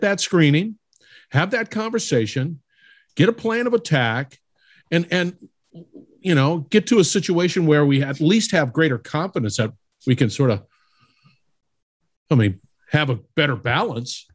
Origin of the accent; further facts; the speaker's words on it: California, United States; I'm originally from California. We don't have ice there